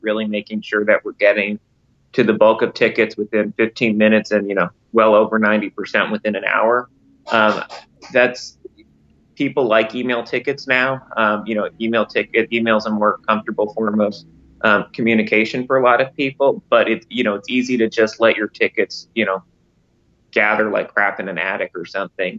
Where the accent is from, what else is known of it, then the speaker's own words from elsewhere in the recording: Westchester, New York, United States; I grew up in Westchester.